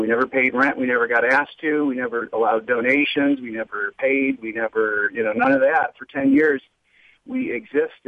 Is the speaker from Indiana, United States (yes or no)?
yes; Merrillville, Indiana, United States; also born or lived in Chicago / Gary, Indiana; I grew up in Merrillville, but I later learned that I grew up in a place that's called either North Merrillville, Garyville, South Gary.